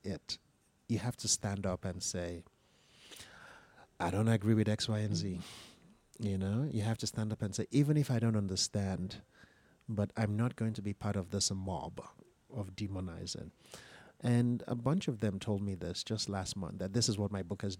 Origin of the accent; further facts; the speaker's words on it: Lagos, Nigeria; I was listening to in the 1970s growing up in Lagos